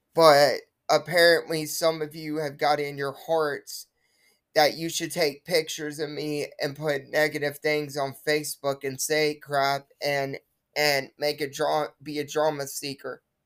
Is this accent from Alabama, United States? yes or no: yes; Wilsonville, Alabama, United States; Wilsonville, Alabama, my hometown that I live in.